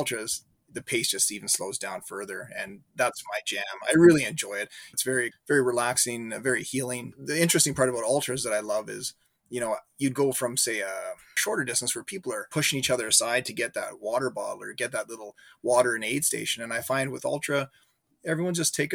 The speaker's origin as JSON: {"language": "English", "town": "Calgary", "region": "Alberta", "country": "Canada", "tie": "born or raised there", "moved": "as an adult", "lives_now": "Regina, Canada", "said": "I live in Regina, Saskatchewan. I've been here for, I guess, about 20 years. Before that, I grew up in Calgary, Alberta."}